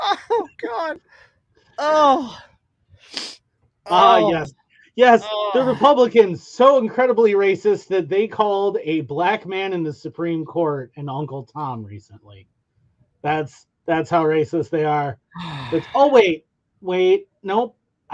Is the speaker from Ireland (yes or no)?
yes; Ireland; As an Irishman